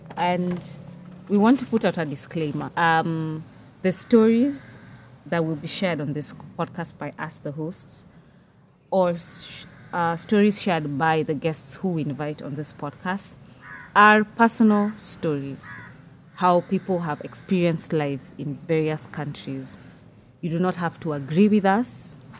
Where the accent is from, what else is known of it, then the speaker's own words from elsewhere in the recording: Nairobi, Kenya; I was born and raised and I work in Nairobi, Kenya